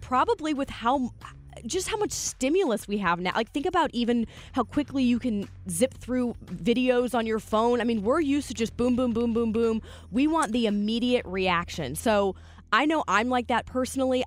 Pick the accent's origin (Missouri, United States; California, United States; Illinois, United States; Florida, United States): Missouri, United States; St. Louis; I'm from here. I mean, this is my hometown. I love Saint Louis